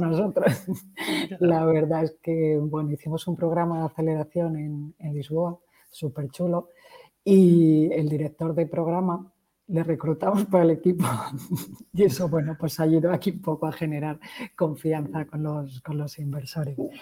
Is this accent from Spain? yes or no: yes; Madrid, Community of Madrid, Spain; moved away as an adult; also born or lived in Poland / Czech Republic / Portugal / Belgium; vengo de Madrid, aunque he dado muchas, muchas vueltas